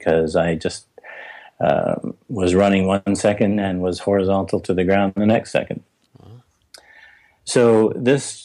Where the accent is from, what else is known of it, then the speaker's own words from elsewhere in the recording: Vancouver, British Columbia, Canada; when I was growing up in Vancouver, outside the city in a very agricultural area